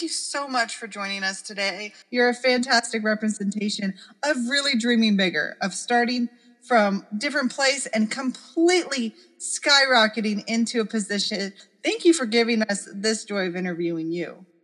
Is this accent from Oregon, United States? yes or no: yes; Oregon, United States; Growing up in Oregon